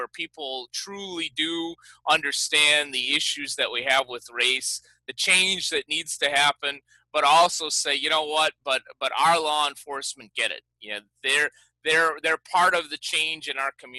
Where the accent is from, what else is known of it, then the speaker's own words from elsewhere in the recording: Chicago, Illinois, United States; now in Long Beach, United States; I grew up in Chicago